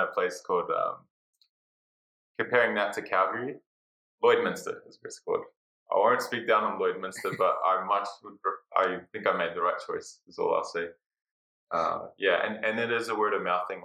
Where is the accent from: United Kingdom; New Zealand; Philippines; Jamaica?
New Zealand; moved away as an adult; also born or lived in Australia / Canada / Greece; Yeah, I was actually born in Australia. But I moved to New Zealand when I was 9, so, and those were kind of my formative years. So I do claim to be a Kiwi